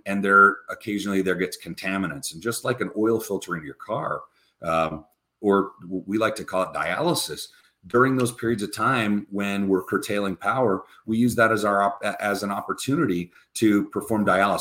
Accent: United States; also born or lived in Wyoming / Utah; growing up in Wyoming and Utah, being a Catholic kid

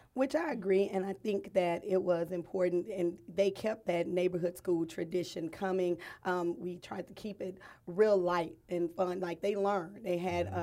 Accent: Fort Worth, Texas, United States; growing up in Fort Worth, you think it's a, a larger area

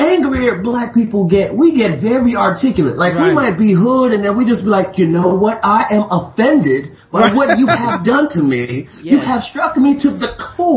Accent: New York, United States; I'm from Harlem

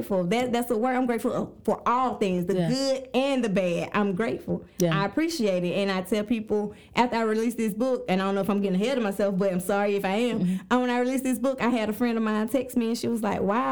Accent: Jackson, United States; I'm from Jackson

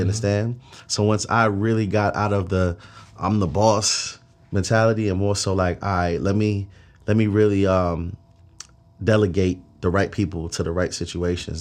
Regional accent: New York City, New York, United States; now in Atlanta, United States; I'm from Flatbush, Brooklyn

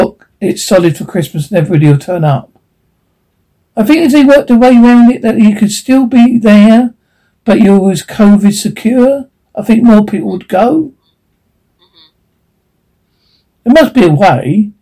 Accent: England, United Kingdom; I'm English

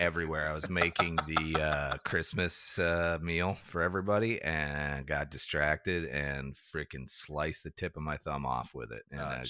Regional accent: Chicago, Illinois, United States; I grew up in Chicago, man.

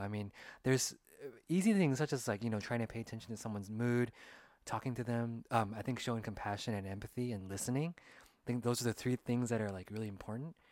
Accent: California, United States; we're both Asian American and we grew up in California

